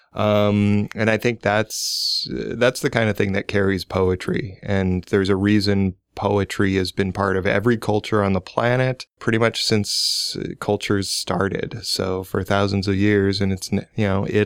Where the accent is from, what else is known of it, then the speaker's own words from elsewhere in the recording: Omaha, Nebraska, United States; moved away; I'm originally from Omaha. I moved back in the 90s